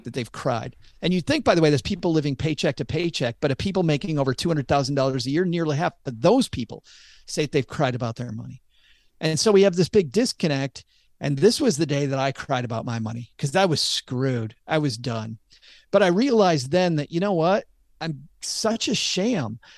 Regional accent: Michigan, United States; I'm from Michigan

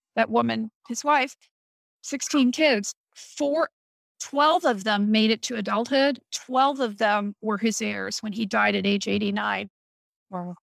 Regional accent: Missouri, United States; now in Ohio, United States; I was born in Missouri

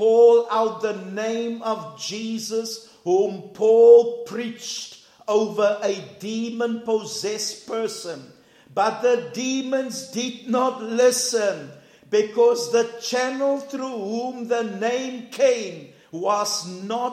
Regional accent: South Africa; we're from South Africa

